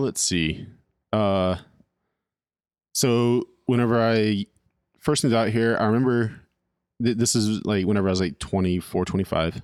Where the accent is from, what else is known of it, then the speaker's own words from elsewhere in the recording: California, United States; moved away as an adult; also born or lived in Royal, Arkansas; now in Arkansas, United States; I'm from California